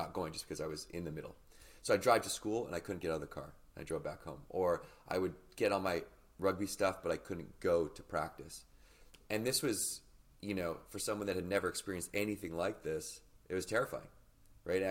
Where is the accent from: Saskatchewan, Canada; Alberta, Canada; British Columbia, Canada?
British Columbia, Canada; Victoria; So I grew up in Victoria, British Columbia, which as a Canadian, you know, is just off the coast of Vancouver.